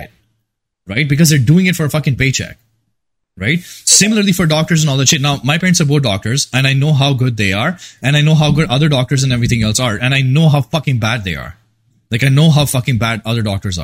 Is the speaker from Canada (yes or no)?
no; India; moved away; I come from India